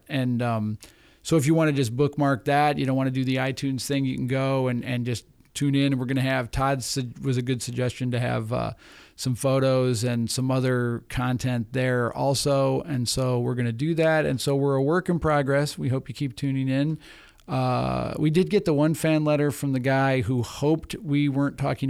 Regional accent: Wilmette, Illinois, United States; We're both from Wilmette, Illinois.

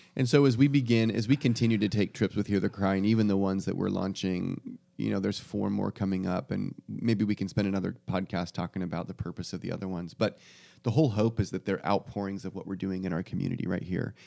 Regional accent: United States; we as an American culture

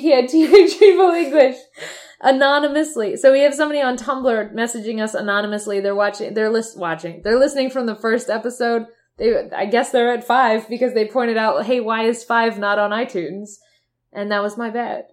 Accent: Michigan, United States; We're from Michigan

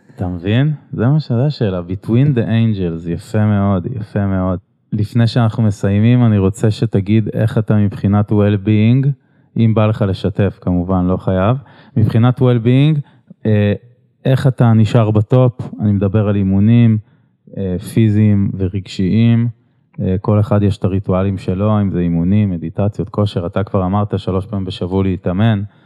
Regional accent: Israel; כי גדלתי בעיר הזאת

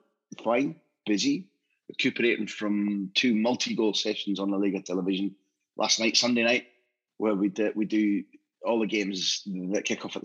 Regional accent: Aberdeen, Scotland, United Kingdom; moved away as an adult; also born or lived in Glasgow / London; now in Barcelona, Spain; born and brought up in Aberdeen, lived and worked in Glasgow, lived and worked in London, and I've been in Barcelona for the last 20 years.

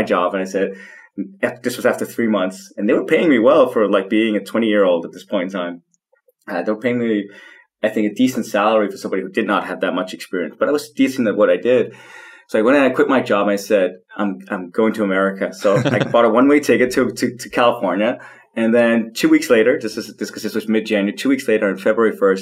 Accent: Copenhagen, Capital Region of Denmark, Denmark; I was born and raised in Copenhagen to very hippie parents

